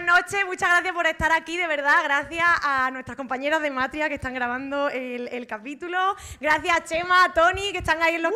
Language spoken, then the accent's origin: Spanish; Jaén, Andalusia, Spain; now in Madrid, Spain; somos de Jaén